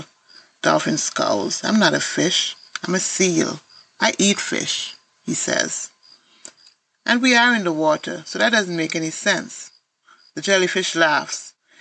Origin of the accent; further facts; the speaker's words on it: Antigua & Barbuda; I'm a writer from Antigua and Barbuda.